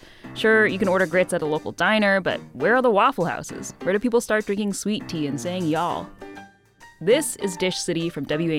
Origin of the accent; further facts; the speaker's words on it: Northern Illinois, United States; I grew up in Northern Illinois.